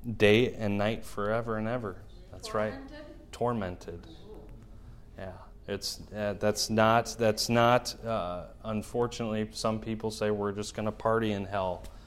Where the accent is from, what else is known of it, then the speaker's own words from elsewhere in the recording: Milwaukee, Wisconsin, United States; now in Shawano, United States; my hometown of Milwaukee